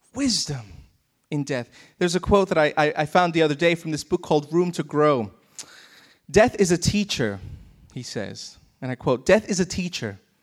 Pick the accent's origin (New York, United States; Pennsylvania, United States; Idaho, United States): New York, United States; moved away as an adult; so depressed by not being in my hometown